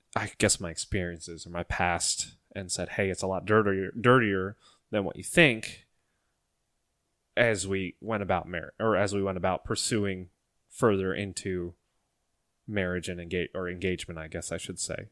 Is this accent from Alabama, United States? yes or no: no; Ohio, United States; stuck in Ohio, close to our hometown